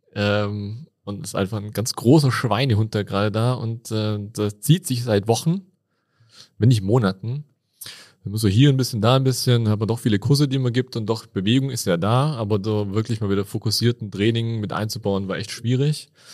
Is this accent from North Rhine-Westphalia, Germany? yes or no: no; Tübingen, Baden-Württemberg, Germany; accent: Swabian; moved away as an adult; now in Innsbruck, Austria; ich bin gebürtiger Schwab